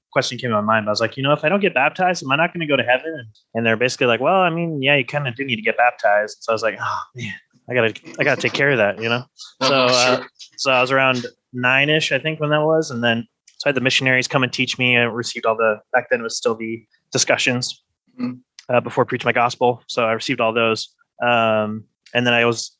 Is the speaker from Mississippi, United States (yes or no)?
no; North Ogden, Utah, United States; also born or lived in Pleasant View, Utah; So I was born in Pleasant View, Utah. So Northern Utah, grew up in that area. My parents still live in North Ogden. That's where I grew up.